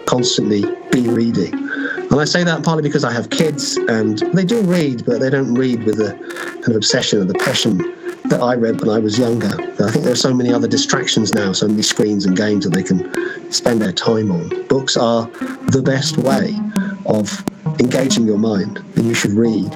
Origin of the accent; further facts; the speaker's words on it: United Kingdom; I am a British science fiction writer